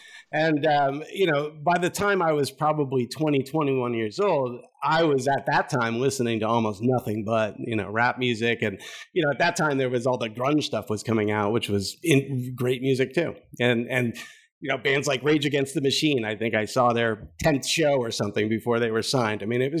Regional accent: Kansas City, Missouri, United States; also born or lived in Lawrence, Kansas; Well, I was born in Lawrence, Kansas. I grew up in Kansas City, Missouri, and lived there, till I was 15 years old.

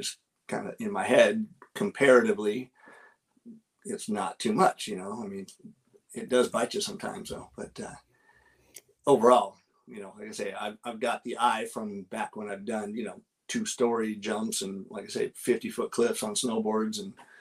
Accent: Los Angeles, California, United States; I grew up in Southern Cal, even though I snowboarded all over the place

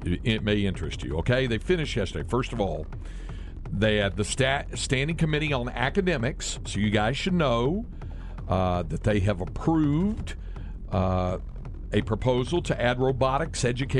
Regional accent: Greensboro, North Carolina, United States; moved away; back to the home state of North Carolina.

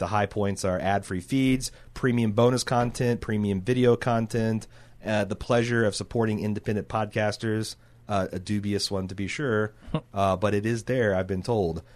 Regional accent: Mooresville, Indiana, United States; moved away; I was from Mooresville

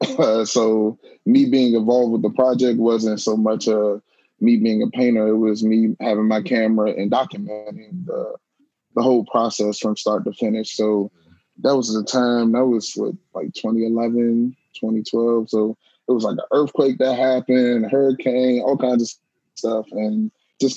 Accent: Prince George's County, Maryland, United States; I was born and raised in Prince George's County, Maryland, right outside of Washington, D.C.

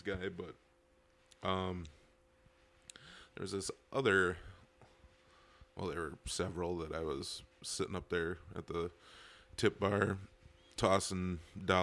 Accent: Bonduel, Wisconsin, United States; live by Bondwell, up by Shawano Lake.

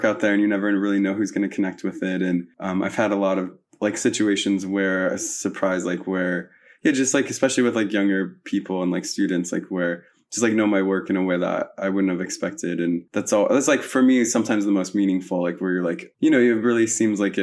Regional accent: Pennsylvania, United States; also born or lived in Las Vegas, Nevada; my parents left when I was three, but basically they moved to Pennsylvania. So then I lived in Pennsylvania for a while

